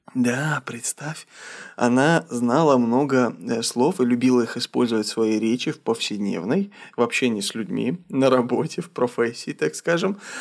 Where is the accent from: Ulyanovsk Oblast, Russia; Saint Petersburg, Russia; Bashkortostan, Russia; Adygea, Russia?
Adygea, Russia; Я вырос в республике Адыгея